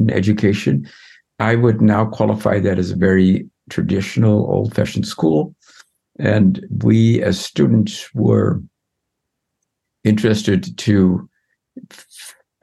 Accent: Netherlands; also born or lived in Amsterdam / Utrecht

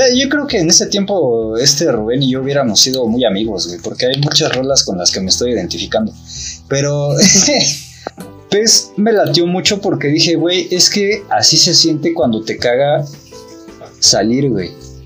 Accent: Mexico; also born or lived in Mexico City; nosotros como mexicanos

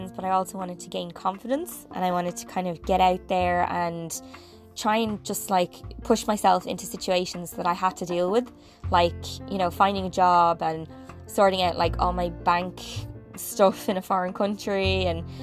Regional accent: Ireland; moved away as an adult; growing up in Ireland

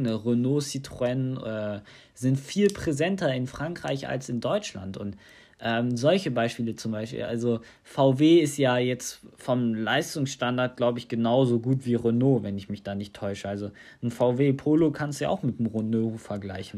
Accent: Tunisia; now in Germany; in Tunesien, in meiner Heimat

